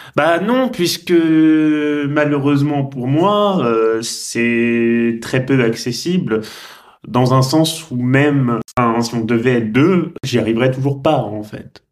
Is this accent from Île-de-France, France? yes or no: no; Tours, Centre-Val de Loire, France; moved away; also born or lived in Rouen; c'est la ville de mon enfance où je suis à laquelle je suis vraiment profondément attaché depuis toujours. Faut savoir que moi, quand je quittais Rouen, quand j'étais petit pour retourner à Tours où j'habitais